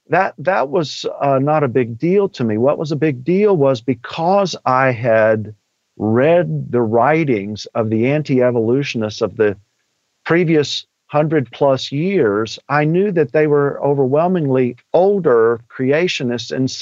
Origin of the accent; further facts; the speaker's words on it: Texas, United States; I'm from Texas and I'm an old redneck at heart.